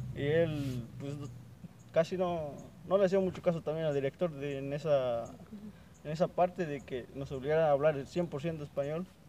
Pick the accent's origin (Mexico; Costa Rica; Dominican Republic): Mexico; vengo de, de la comunidad de Xochimilco y tengo veintisiete años